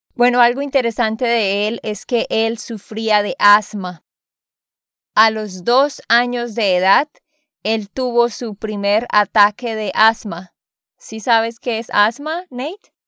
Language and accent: Spanish; Santander, Colombia; de Santander, Colombia